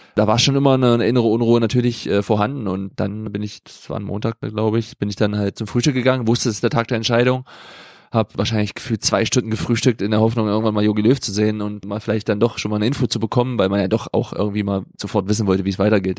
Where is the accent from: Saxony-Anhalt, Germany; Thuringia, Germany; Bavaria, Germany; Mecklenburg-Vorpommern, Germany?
Saxony-Anhalt, Germany; Wernigerode; also born or lived in Bremen; now in Freiburg, Germany; Wernigerode im Harz, Sachsen-Anhalt, zwischen Magdeburg und Braunschweig